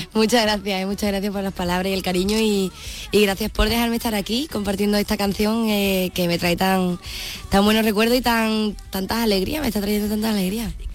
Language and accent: Spanish; Punta Umbría, Andalusia, Spain; yo soy de Punta Umbría